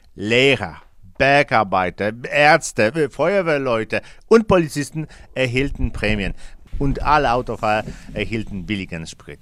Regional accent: Poland; In unserem Land

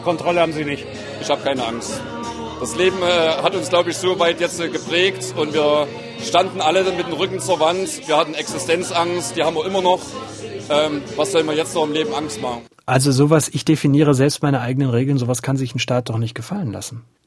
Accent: eastern Germany, Germany; bei uns im Osten

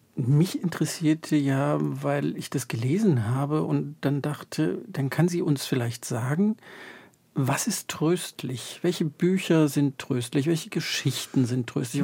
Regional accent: the East, East Germany, Germany; also born or lived in Berlin; ich bin im Osten aufgewachsen

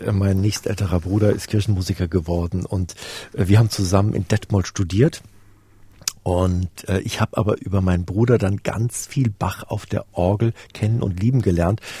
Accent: Namibia; also born or lived in Westphalia, Germany / Plön, Germany; Ich bin in äh, Westfalen geboren und dann im Wald, im, im schönen holsteinischen Wald am großen Plöner See groß geworden bis ich dann im neunten Lebensjahr nach Namibia auswanderte.

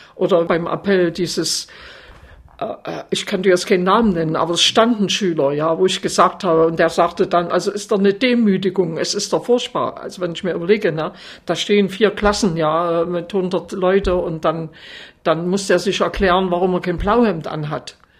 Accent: Altenburg, Thuringia, Germany; bei uns in Altenburg gab es noch eine sehr gute in der DDR

